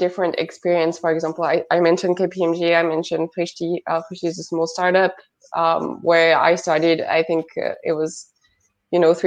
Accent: Hauts-de-France, France; accent: French; English is a second language; moved away as an adult; also born or lived in Paris; I come from a little village next to Lille in the north of France.

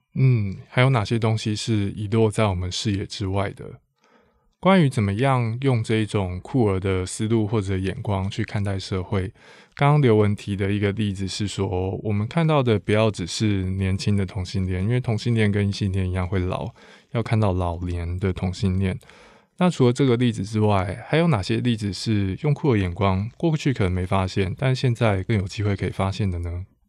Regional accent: Taiwan; 身为台湾人

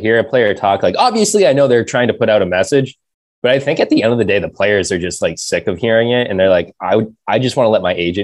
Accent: South Shore, Massachusetts, United States; I'm from the South Shore.

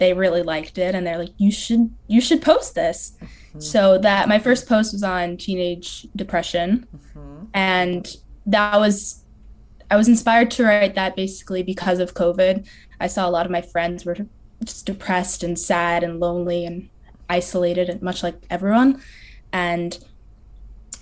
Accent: Northern New Jersey, United States; I'm from Northern New Jersey

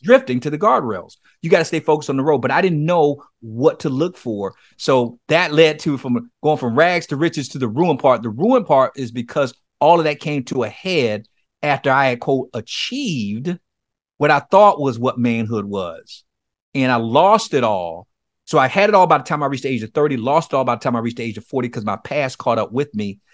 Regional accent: Miami, Florida, United States; I grew up in Miami, Florida, in a place called Liberty City.

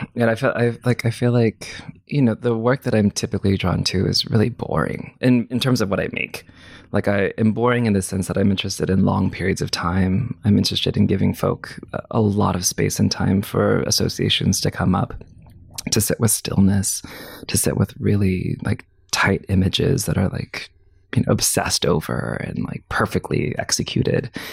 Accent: Clovis, California, United States; moved away; also born or lived in Fresno, California; I grew up in a suburb of that place called Clovis, California

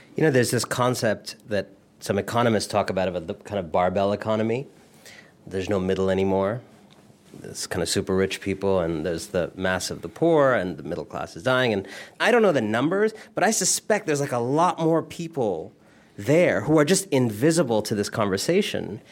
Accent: Cleveland, Ohio, United States; moved away as an adult; also born or lived in India; now in Brooklyn, United States; born in Cleveland, but originally from India. My family is Indian

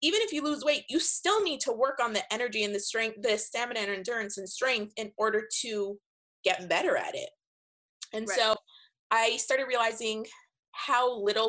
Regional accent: Toronto, Ontario, Canada; moved away as an adult; also born or lived in California; when I was 21 and I was moving from Toronto, where I'm from, to California

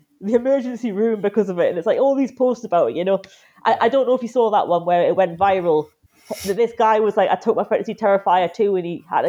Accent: Newcastle upon Tyne, North East England, United Kingdom; accent: Geordie; moved away as an adult; now in London, United Kingdom; I live in London now, but obviously I'm from Newcastle, if you couldn't tell. And yeah, it's after I've been down here since, 2013, and the accent hasn't gone yet. Still here. I feel like I'm a Geordie at heart, even if I'm not in Newcastle right now.

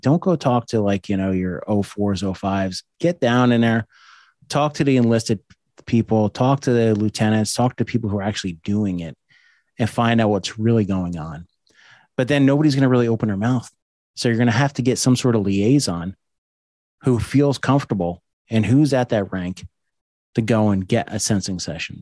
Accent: East Coast, United States; I'm also from the East Coast.

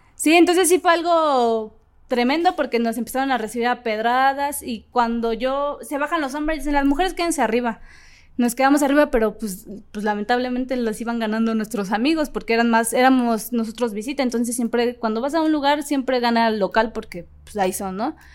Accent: Ecatepec, State of Mexico, Mexico; el barrio de Catepec, que es de donde yo soy

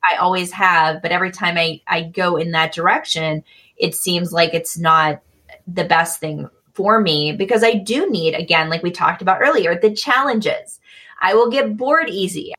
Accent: Michigan, United States; moved away as an adult; also born or lived in Midwest; now in Eugene, United States; I'm from Michigan initially and lived a lot of my life in the Midwest and then mm-hmm. moved to the West Coast

